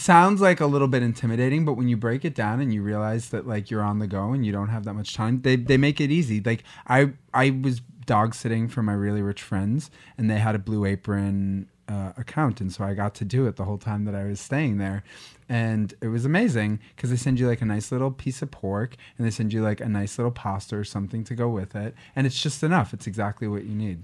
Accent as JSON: {"language": "English", "town": "Boston", "region": "Massachusetts", "country": "United States", "said": "I'm from Boston"}